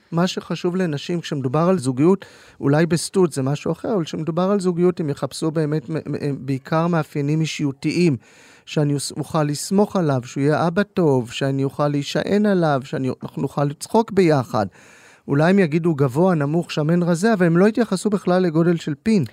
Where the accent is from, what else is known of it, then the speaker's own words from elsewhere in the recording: Tel Aviv, Tel Aviv District, Israel; אני בוגר אוניברסיטת תל אביב, העיר שבה גדלתי ולמדתי